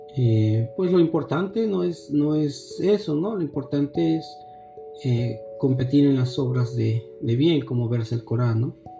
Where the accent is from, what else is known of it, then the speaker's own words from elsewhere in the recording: Mexico; formarnos como, como musulmanes mexicanos